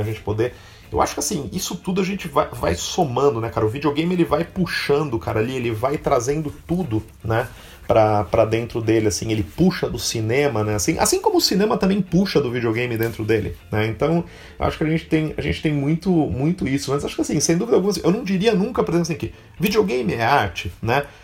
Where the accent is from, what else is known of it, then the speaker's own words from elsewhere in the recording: Catanduva, São Paulo, Brazil; eu sou de Catanduva